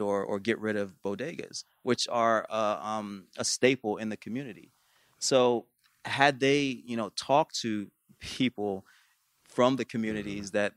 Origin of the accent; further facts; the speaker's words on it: New York, United States; I grew up in New York